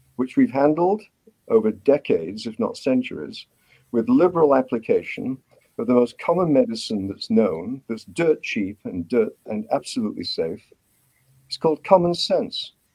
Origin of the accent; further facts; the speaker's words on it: United Kingdom; accent: British; moved away as an adult; also born or lived in Cambridge, United Kingdom / Vancouver, Canada; now in Canada; my accent gives me away. Um, I'm a graduate of medicine from Cambridge University in Britain. I came to Canada in 1970.